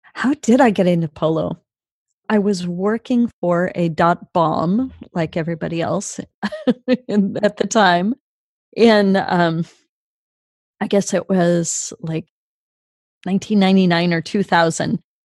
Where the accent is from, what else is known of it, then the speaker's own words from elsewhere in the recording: Sacramento, California, United States; I grew up mostly in Sacramento, and uh, Sacramento summers are really hot